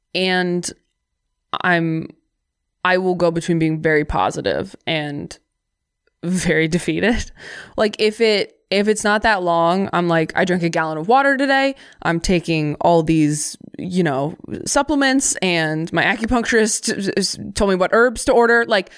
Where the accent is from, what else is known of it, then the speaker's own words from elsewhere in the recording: Midwest, United States; now in Washington, United States; I am from the Midwest, so like I'll launch into my life story when any random stranger does the obligatory hello, how are you in the hallway?